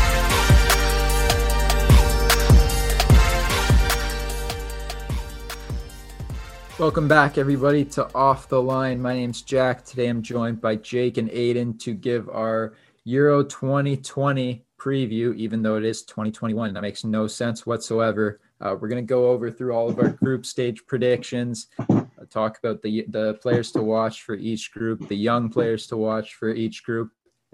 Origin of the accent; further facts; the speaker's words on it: Canada; we're Canadian